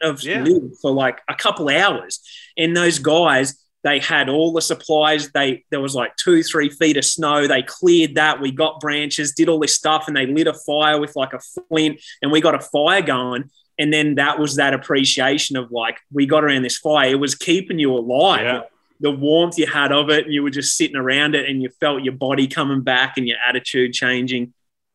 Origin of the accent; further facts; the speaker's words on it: Toowoomba, Queensland, Australia; moved away as an adult; I'm a kid from Toowoomba, Australia. Most of my friends, people I know have, and my family have never left that little town